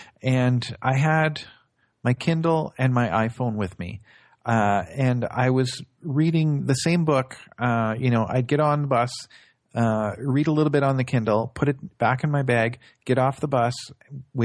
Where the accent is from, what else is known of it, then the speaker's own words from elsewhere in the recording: Northern Ontario, Canada; I grew up in Northern Ontario, actually about 8 hours north of here